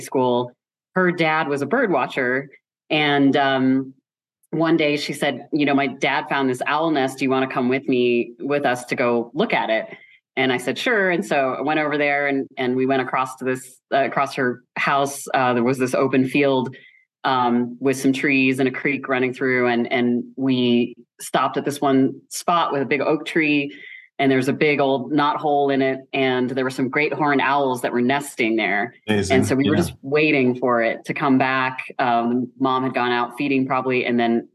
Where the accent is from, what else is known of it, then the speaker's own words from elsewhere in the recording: Midwest, United States; I grew up in just suburbia in the Midwest